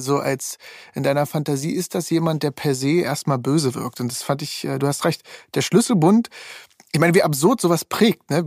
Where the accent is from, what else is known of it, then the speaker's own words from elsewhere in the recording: East Germany, Germany; ich komme aus dem Osten